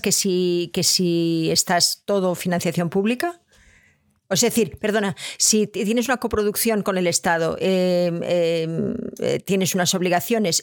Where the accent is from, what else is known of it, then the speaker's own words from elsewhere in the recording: Catalonia, Spain; moved away; yo vengo de Cataluña